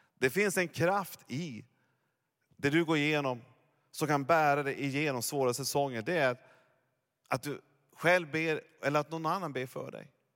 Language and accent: Swedish; Norrland, Sweden; Jag är ju norrlänning egentligen.